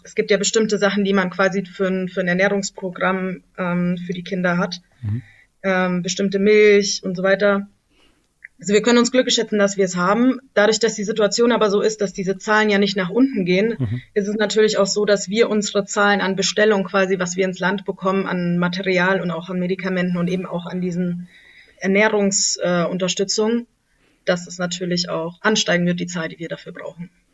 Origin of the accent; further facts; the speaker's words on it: Germany; moved away as an adult; now in Lashkar Gah, Afghanistan; bei uns in Deutschland